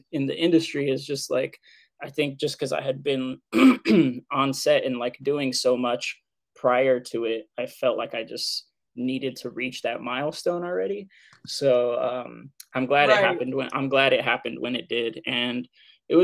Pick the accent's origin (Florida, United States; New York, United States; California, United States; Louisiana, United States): California, United States; Southern; moved away as an adult; also born or lived in Santa Fe, New Mexico; I'm from Southern California originally.